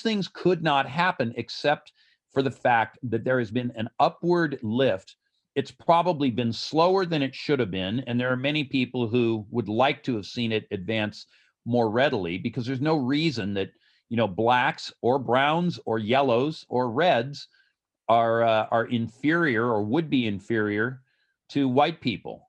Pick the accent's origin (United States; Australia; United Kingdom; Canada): United States; Los Angeles, California; Los Angeles, my hometown